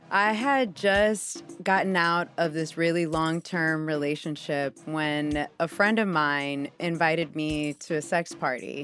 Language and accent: English; Houston, Texas, United States; my Pentecostal church in Houston, Texas